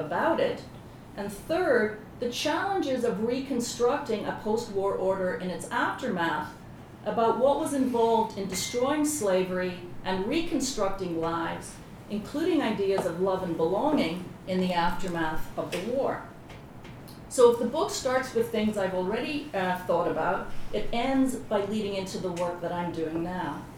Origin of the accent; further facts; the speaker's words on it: Belfast, Northern Ireland, United Kingdom; moved away; I grew up in Belfast during the Troubles